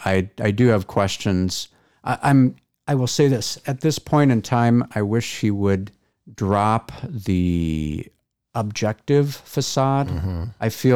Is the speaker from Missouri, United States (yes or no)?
no; Texas, United States; the way people generally feel entitled to talk bleep about my home state of Texas without ever having visited.